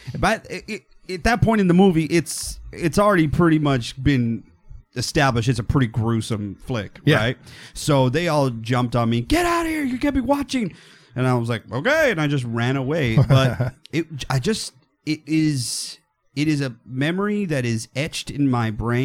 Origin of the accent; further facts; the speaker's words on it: Texas, United States; I am from Texas